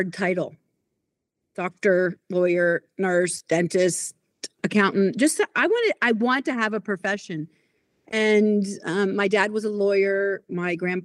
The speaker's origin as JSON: {"language": "English", "town": "Pensacola", "region": "Florida", "country": "United States", "tie": "born or raised there", "also_born_or_lived": "Baltimore, Maryland / Oklahoma", "moved": "as an adult", "said": "I lived there till I was 9 years old and moved to Pensacola, Florida, with white sandy beaches, and stayed there until I went to college in Oklahoma"}